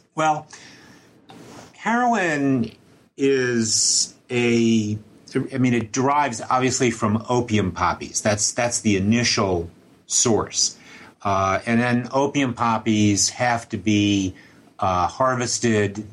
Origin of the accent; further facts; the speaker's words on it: New York City, New York, United States; I more or less uh, grew up in Manhattan